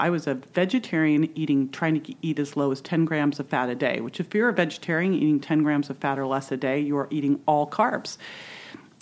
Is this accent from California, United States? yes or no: yes; Berkeley, California, United States; also born or lived in San Francisco; I was born in San Francisco. I grew up in Berkeley